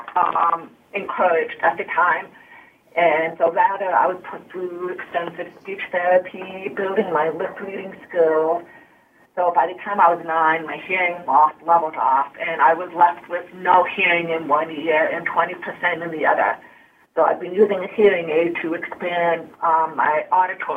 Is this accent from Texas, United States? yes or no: no; Chicago, Illinois, United States; first language Hungarian; English is a second language; now in Carlsbad, United States; I was born in Chicago to two Hungarian immigrants who spoke very little English, even when I first started talking. So Hungarian was my primary language